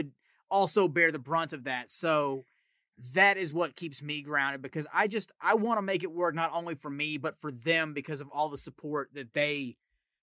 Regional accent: Tennessee, United States; accent: Southern; people ask me if I'm from Texas. It's never Tennessee

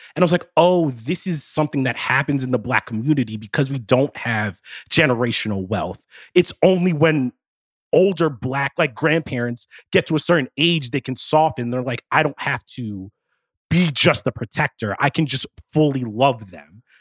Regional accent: East Coast, United States; also born or lived in New York; I'm from the East Coast. I live in New York right now.

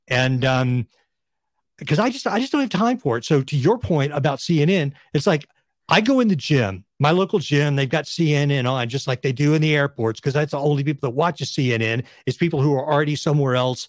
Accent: West Texas, United States; moved away as an adult; I grew up in West Texas in a Republican family

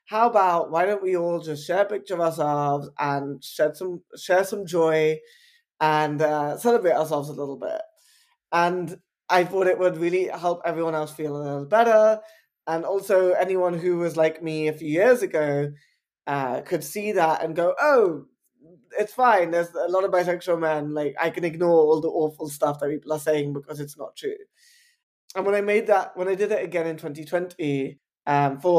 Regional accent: London, United Kingdom; I'm an Indian bisexual man born and raised in Southall in West London.

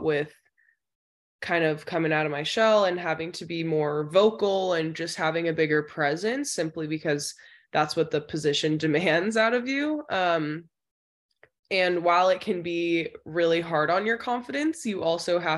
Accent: Danville, California, United States; I'm from Danville, California. So I played at Mustang Soccer Club

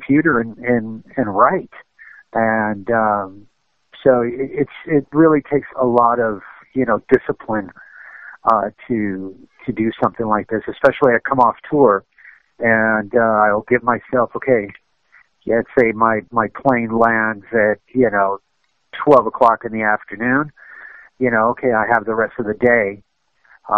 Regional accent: United States; also born or lived in Cuba; growing up in America, when I was, you know, living with my parents, that was a Cuban household

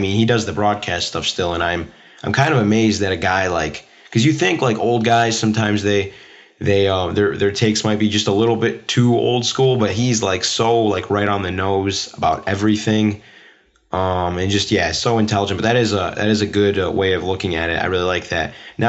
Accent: Michigan, United States; I'm from Michigan. I actually go to Michigan State

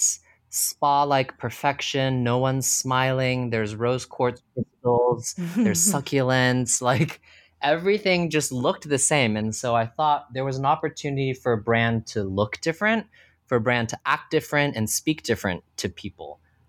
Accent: Texas, United States; So I was born and raised in Texas, went to school for finance

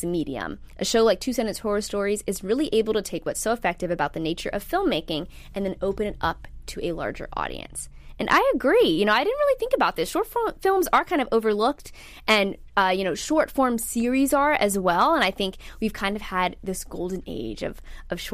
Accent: Virginia Beach, Virginia, United States; my good friend from home, shout out to Maddie Lennon, we grew up in Virginia Beach together

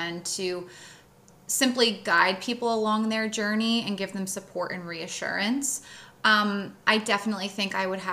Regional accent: East Coast, United States; I'm from the East Coast and we are assertive in our communication

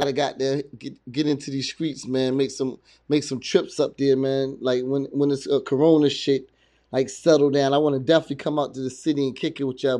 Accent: New Jersey, United States; also born or lived in New York / Virginia; I was raised in Jersey, and between Jersey, New York, and Virginia. So I've been in all three of those places

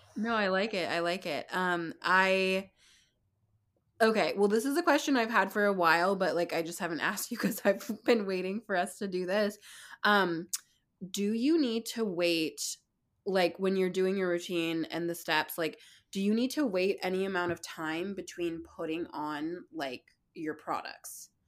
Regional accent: Bay Area, California, United States; also born or lived in San Francisco; I grew up in the Bay Area and have lived in San Francisco for the last 10 plus years.

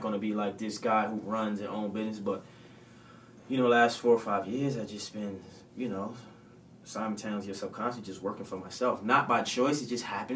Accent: Baltimore, Maryland, United States; I'm from Baltimore, Maryland

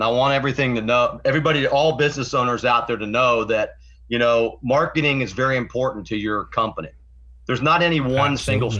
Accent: Florida, United States; I was just a little baby when we got back. Anyhow, I grew up in Florida. Went off to Florida State University, got my degree in restaurant management

